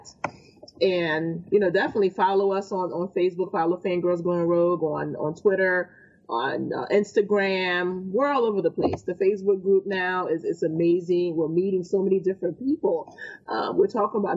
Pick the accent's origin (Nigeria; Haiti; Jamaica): Haiti; now in United States; I'm not originally from this, you know, from America, you know, I came from Haiti.